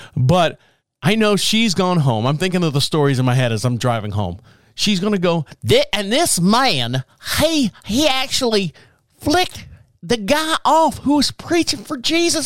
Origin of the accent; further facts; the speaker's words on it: Orlando, Florida, United States; now in Marshville, United States; where I grew up in Orlando